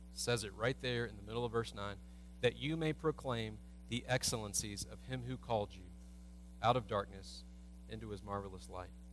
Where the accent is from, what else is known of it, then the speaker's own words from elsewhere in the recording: United States; as American Christians